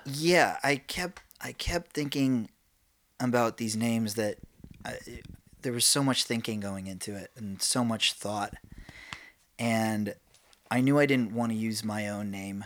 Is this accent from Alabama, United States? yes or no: no; New York, United States; I'm from New York.